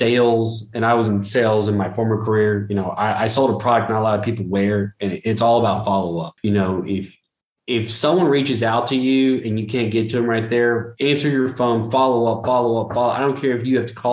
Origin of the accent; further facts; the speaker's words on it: Jonesboro, Arkansas, United States; I'm originally from Jonesboro, Arkansas